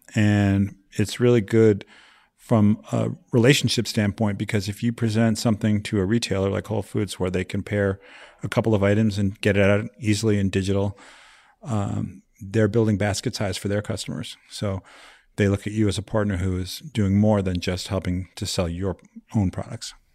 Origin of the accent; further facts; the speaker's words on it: Vermont, United States; moved away; also born or lived in New York; I grew up in New England, Vermont specifically